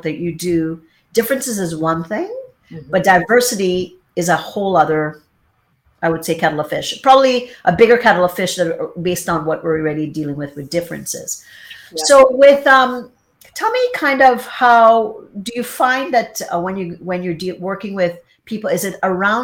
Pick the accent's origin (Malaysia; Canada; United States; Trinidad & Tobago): Trinidad & Tobago; me in Trinidad, kind of extended family